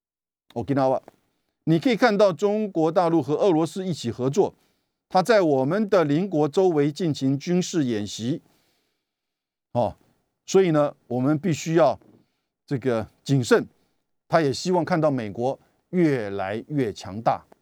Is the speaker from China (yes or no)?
no; Taiwan; 我们台湾人自己怎么去看待这样子的一个美国把我们的安全问题变成一个区域跟国际的重大议题